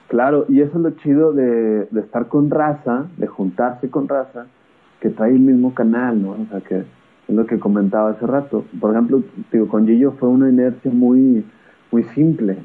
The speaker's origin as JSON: {"language": "Spanish", "region": "Coahuila", "country": "Mexico", "also_born_or_lived": "Torreón, Coahuila / Nuevo León", "said": "soy de Coahuila, le voy al Santos"}